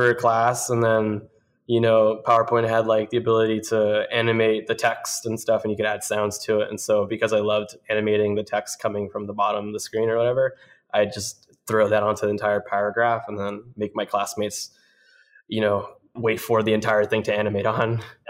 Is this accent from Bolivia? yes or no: yes; Bolivia; also born or lived in Miami; I grew up in Bolivia and partially in Miami. Kind of went a lot back and forth.